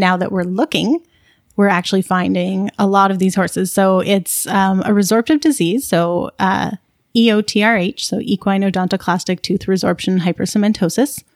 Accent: Burlington, Ontario, Canada; also born or lived in Guelph / Calgary; I grew up in Burlington and in kind of the local horse community around there.

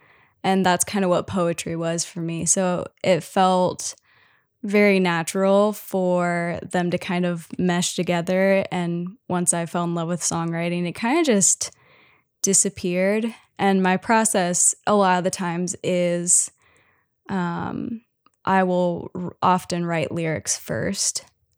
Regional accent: Cincinnati, Ohio, United States; moved away as an adult; now in Memphis, United States; yeah, so I grew up in Cincinnati, lived in like different suburbs of Cincinnati kind of my whole life. So yeah, and then I eventually moved to Memphis, Tennessee to go to school for songwriting.

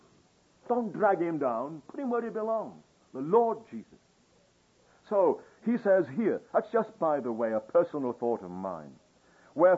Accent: England, United Kingdom; I'm English

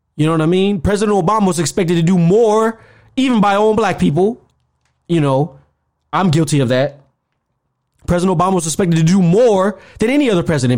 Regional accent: Georgia, United States; growing up in Georgia at that time

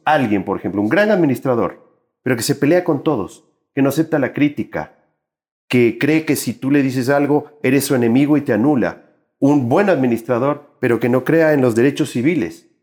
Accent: Ecuador; yo soy un ecuatoriano, un trabajador en, en, en el sector del arte y la cultura

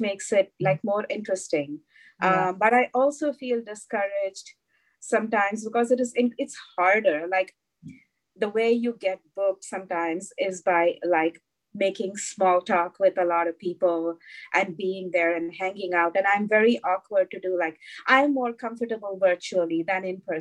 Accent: India; moved away; growing up in India

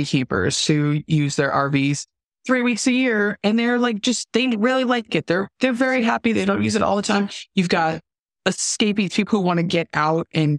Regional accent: Southern California, United States; I grew up in Southern California

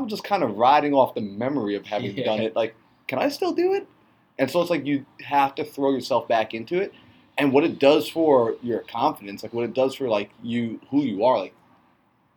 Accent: New York, United States; we're from New York

